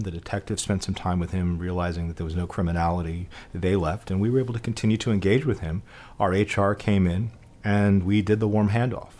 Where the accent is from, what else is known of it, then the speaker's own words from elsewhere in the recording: New York City, New York, United States; growing up in the Bronx